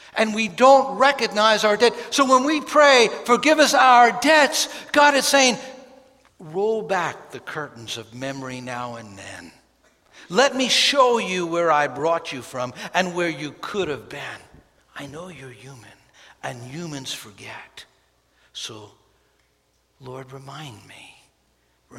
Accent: New York City, New York, United States; born or raised there

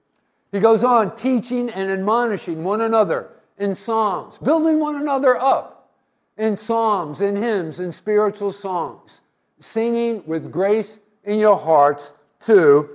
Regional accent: East Coast, United States; moved away as an adult; also born or lived in Anchorage, Alaska; I was from the East Coast

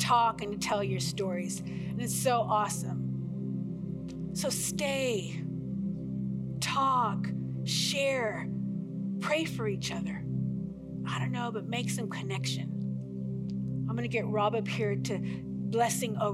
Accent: United States; I'm so American.

